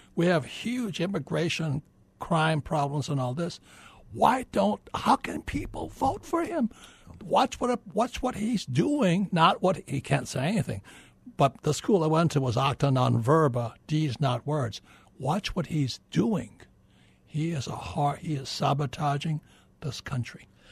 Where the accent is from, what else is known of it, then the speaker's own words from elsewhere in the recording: Hawaii, United States; I was born in Hawaii, I'm fourth generation Japanese American, and my poor dad was the head of education for the state of Hawaii